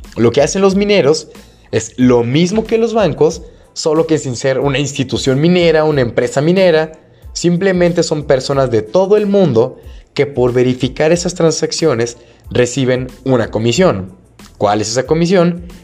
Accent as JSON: {"language": "Spanish", "town": "Guadalajara", "region": "Jalisco", "country": "Mexico", "said": "aquí en Guadalajara, bueno, no sé si saben, soy de Guadalajara."}